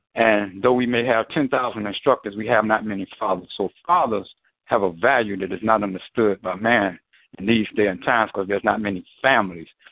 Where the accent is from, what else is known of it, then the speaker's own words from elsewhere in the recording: United States; I was born I was born black in America